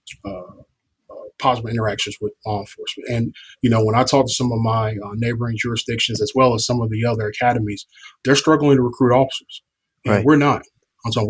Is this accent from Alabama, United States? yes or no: no; Chicago, Illinois, United States; now in Atlanta, United States; I'm originally from Chicago, Illinois